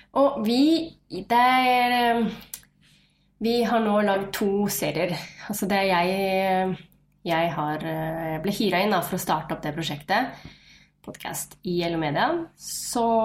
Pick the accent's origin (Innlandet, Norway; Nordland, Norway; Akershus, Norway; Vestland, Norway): Akershus, Norway; Nesodden; also born or lived in Fredrikstad; Født, eller jeg er født i Fredrikstad, oppvokst på Nesodden rett utenfor Oslo